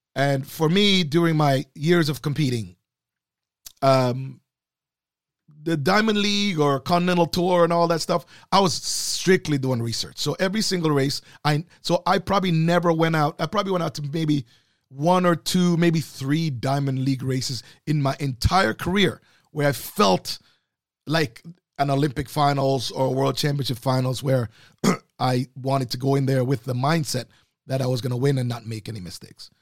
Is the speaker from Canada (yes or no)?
yes; Canada; as a Canadian